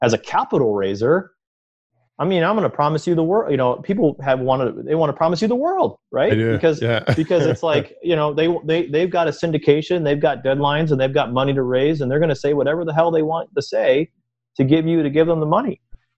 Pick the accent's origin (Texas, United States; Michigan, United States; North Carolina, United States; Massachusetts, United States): Michigan, United States; So we're all from Michigan